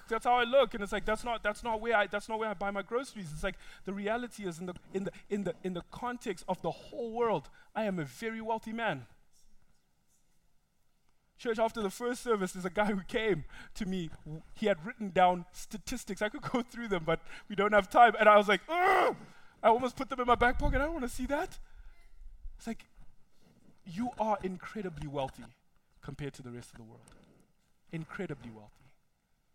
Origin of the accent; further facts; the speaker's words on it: Zimbabwe; now in United States; I know where I come from. I come from Zimbabwe.